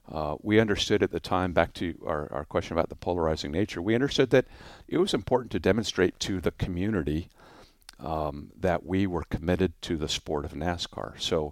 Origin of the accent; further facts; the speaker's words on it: Orange County, California, United States; So, favorite would be my hometown airport of Orange County.